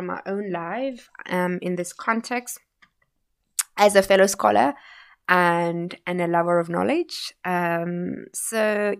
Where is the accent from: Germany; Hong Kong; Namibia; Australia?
Namibia; Windhoek, Khomas; You know, I grew up in Vanaheda, you know, here in Windhoek